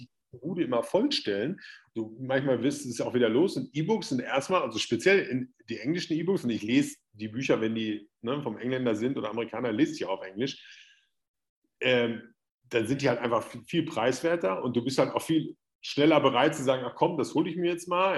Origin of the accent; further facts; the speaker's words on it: Hagen, North Rhine-Westphalia, Germany; auch in Hagen, da wo ich herkomme